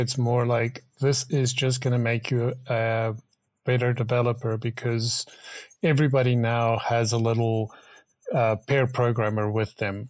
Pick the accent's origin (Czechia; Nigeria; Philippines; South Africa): South Africa; I'm from South Africa, so, you know, same continent.